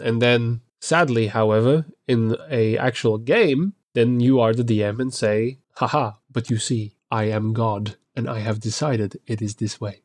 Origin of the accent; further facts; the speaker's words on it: Belgium; I'm actually from Belgium